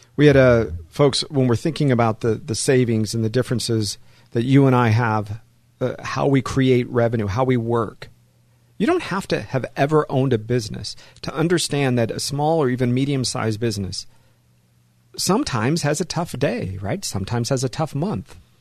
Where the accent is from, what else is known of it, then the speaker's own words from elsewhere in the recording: Los Angeles, California, United States; also born or lived in San Fernando Valley, California; I was born in, in Hollywood